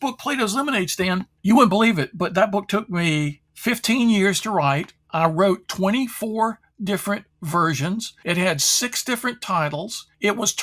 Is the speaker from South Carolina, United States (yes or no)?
no; Durham, North Carolina, United States; I grew up in Durham, North Carolina